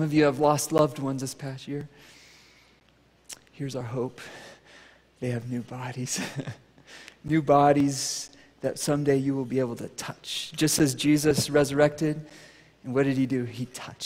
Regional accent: United States; I'm American

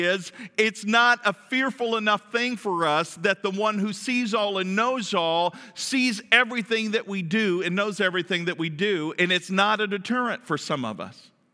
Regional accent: Kentucky, United States; I'm from the South. From Kentucky

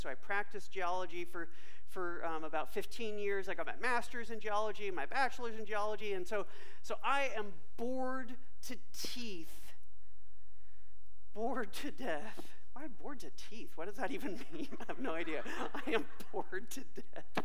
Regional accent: Bay Area, California, United States; when I was a kid during summer growing up in the Bay Area, California

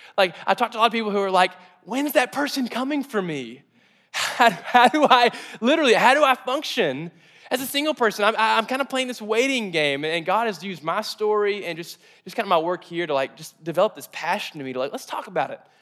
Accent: Mayfield, Kentucky, United States; I grew up in Mayfield, Kentucky, and, and kind of the south, the south portion of America.

